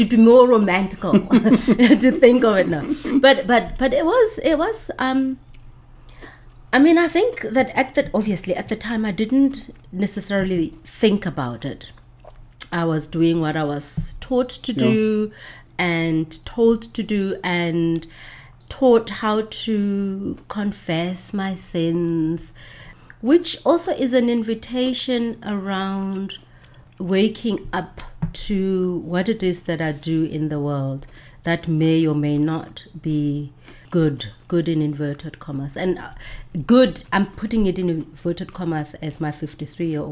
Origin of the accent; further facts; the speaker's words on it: Pretoria, Gauteng, South Africa; English is a second language; moved away as an adult; also born or lived in Johannesburg / Cape Town; I grew up in Pretoria